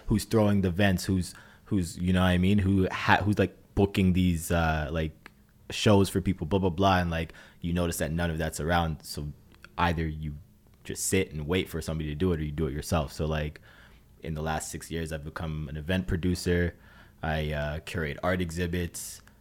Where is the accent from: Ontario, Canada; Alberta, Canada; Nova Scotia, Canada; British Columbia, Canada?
Ontario, Canada; Brampton; now in Toronto, Canada; growing up in Brampton was, uh, this was different.